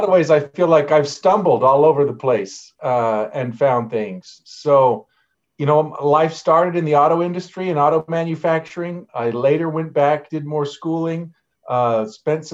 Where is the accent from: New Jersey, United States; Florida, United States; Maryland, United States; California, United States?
Maryland, United States; Baltimore; moved away; I grew up in Baltimore